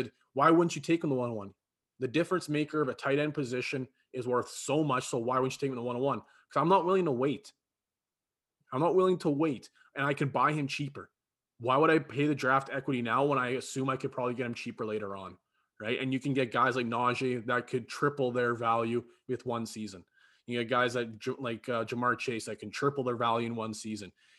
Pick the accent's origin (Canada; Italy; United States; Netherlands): Canada; as a Canadian